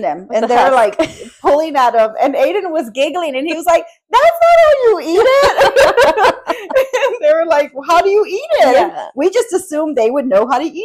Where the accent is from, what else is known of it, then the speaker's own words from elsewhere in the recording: Texas, United States; moved away as an adult; also born or lived in Charleston, South Carolina; I was constantly telling people I was from Texas